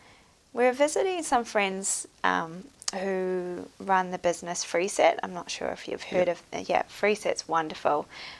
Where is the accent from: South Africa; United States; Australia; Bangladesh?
Bangladesh; It sounds quite random, but I grew up in Bangladesh and my parents had a business there.